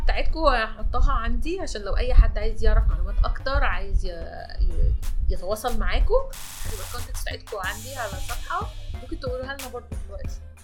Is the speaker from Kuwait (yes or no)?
no; Egypt; احنا مصريين